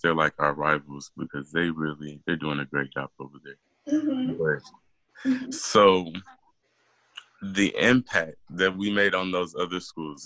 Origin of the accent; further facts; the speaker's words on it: Killeen, Texas, United States; we're from Killeen, Texas